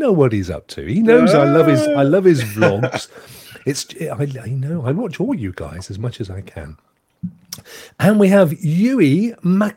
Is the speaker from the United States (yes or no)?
no; England, United Kingdom; I'm English